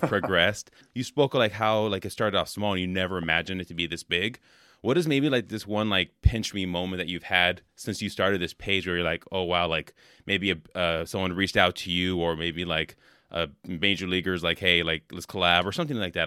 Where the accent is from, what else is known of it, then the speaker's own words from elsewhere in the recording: California, United States; now in Wisconsin, United States; I'm from California originally